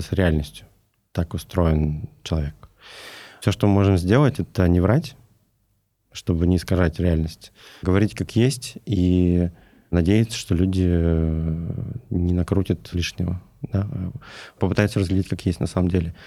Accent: Novosibirsk, Novosibirsk Oblast, Russia; Я сам из Новосибирска

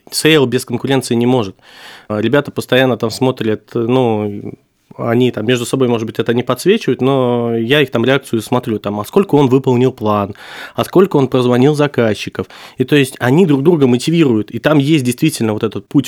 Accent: Tashkent, Uzbekistan; born there; Ну, я родился в Ташкенте и вот готовился уже подавать туда документы.

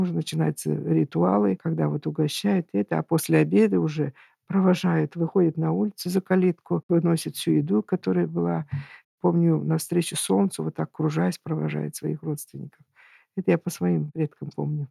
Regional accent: Urals, Russia; moved away; also born or lived in Tatarstan; Я сама выросла на Урале

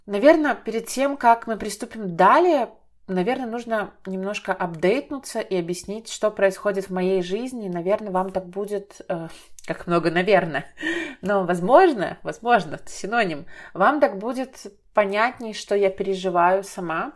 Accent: Belarus; в моей стране, например, я из Беларуси

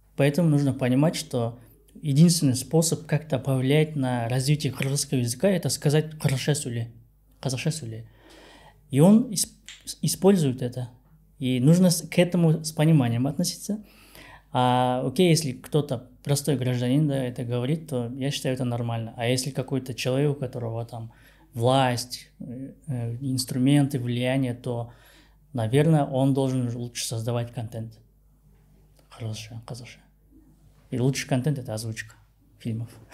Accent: Kazakhstan; у нас в Казахстане

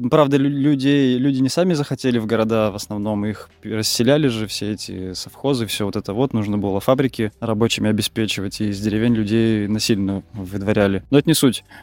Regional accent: Saint Petersburg, Russia; also born or lived in Moscow / Voronezh / Cherepovets; я родом из Питера, пожил и в Питере, в Москве

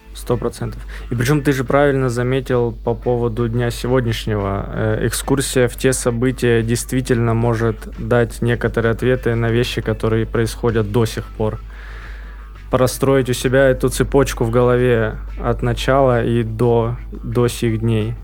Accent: Krasnodar Krai, Russia; я же рос на Кубани

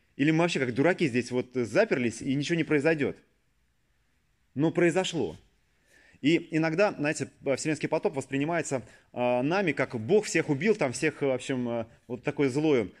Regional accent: Saint Petersburg, Russia; born or raised there

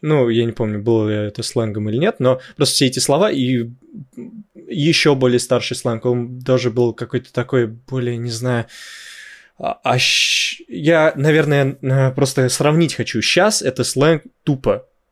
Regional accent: Dzerzhinsky, Moscow Oblast, Russia; born or raised there

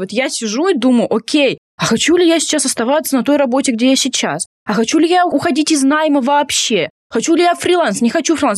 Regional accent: Tomsk, Tomsk Oblast, Russia; moved away as an adult; я сама из Томска, и я переехала, мне было 22 года

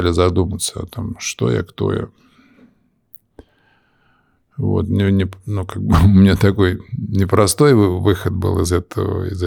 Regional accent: Moscow, Russia; moved away as an adult; also born or lived in United States; Это в Москве. Я москвич.

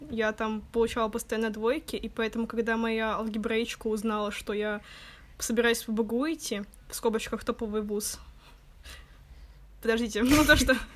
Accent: Saint Petersburg, Russia; получается, что девочки из других городов, не Питер, а я из Питера, поэтому мне никуда уезжать не надо было

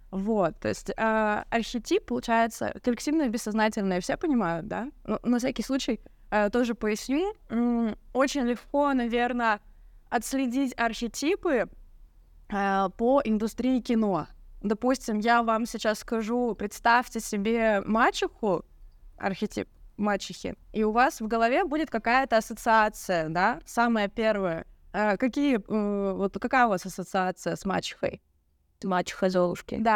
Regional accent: Yekaterinburg, Sverdlovsk Oblast, Russia; из Екатеринбурга, и у нас есть памятник клавиатуре.

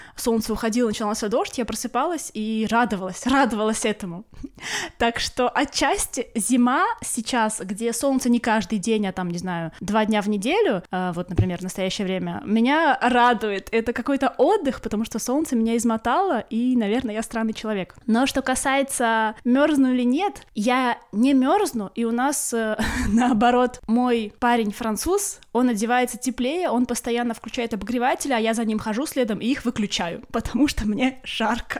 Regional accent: Kaliningrad, Kaliningrad Oblast, Russia; moved away as an adult; now in Corsica, France; я родилась и выросла в Калининграде, и 30 лет своей жизни прожила в Калининграде

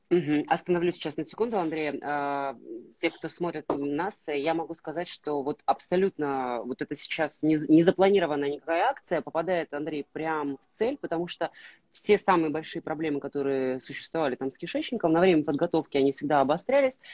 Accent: Russian Far East, Russia; moved away; я, э, родом, э, с Дальнего Востока

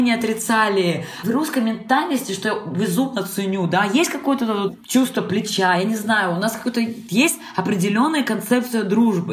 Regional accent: Transbaikal, Zabaykalsky Krai, Russia; moved away; also born or lived in China / Spain / Sweden / Brazil; я родилась в Забайкале, на границе на север Китая

